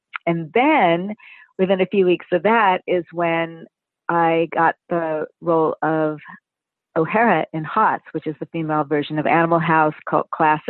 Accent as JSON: {"language": "English", "town": "Palm Springs", "region": "California", "country": "United States", "tie": "born or raised there", "also_born_or_lived": "Santa Monica", "said": "grew up in Palm Springs in Hawaii, and I'm a native Southern Californian. I was born in Santa Monica, but raised in Palm Springs, where my dad actually had a middle-of-the-road radio station"}